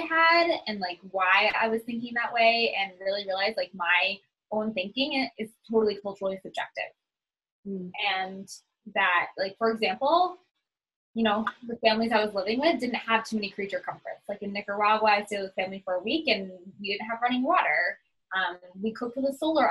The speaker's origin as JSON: {"language": "English", "region": "New Hampshire", "country": "United States", "tie": "born or raised there", "also_born_or_lived": "Boston, Massachusetts", "moved": "yes", "lives_now": "Florida, United States", "said": "I mostly grew up in New Hampshire, kind of in New England in general. I was born in Boston. We lived in multiple different houses."}